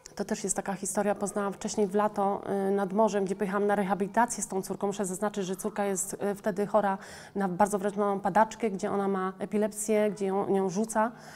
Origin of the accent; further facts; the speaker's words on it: Poland; Urodziłam się w Polsce